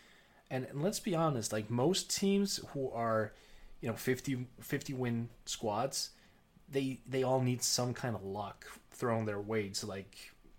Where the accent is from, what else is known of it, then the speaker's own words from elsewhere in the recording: Oklahoma, United States; you know, I'm from Oklahoma.